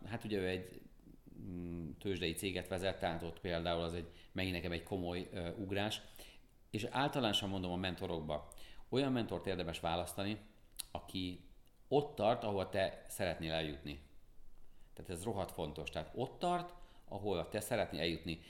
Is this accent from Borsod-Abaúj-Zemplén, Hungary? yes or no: no; Pécs, Baranya, Hungary; én Pécsi vagyok, és Pécsről jártam minden hónapban Budapestre föl